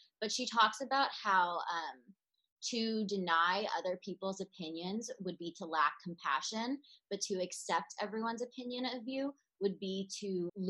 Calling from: New York, United States; I am reporting from New York

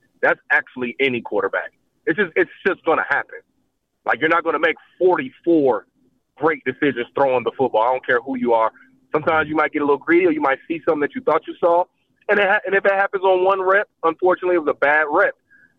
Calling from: Nashville, Tennessee, United States; Hey, … from Nashville.

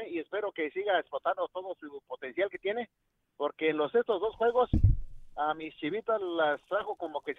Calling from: Chicago, Illinois, United States; de Chicago, muchachos.

